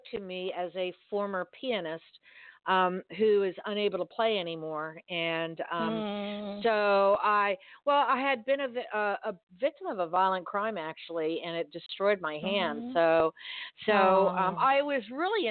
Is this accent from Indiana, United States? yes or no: no; Miami, Florida, United States; I grew up here. I grew up in Miami, so I'm used to it.